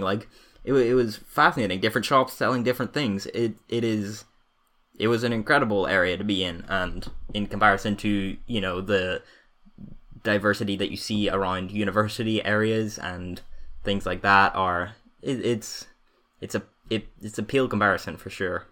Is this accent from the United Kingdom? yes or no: yes; Northern Ireland, United Kingdom; growing up in Northern Ireland